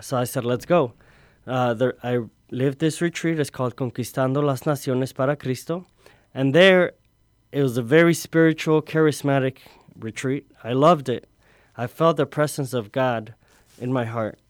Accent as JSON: {"language": "English", "town": "Chicago", "region": "Illinois", "country": "United States", "tie": "born or raised there", "also_born_or_lived": "Tonalá, Jalisco, Mexico", "said": "at the age of five, I was, uh, I came here to Chicago. I grew up in the, uh, little village area"}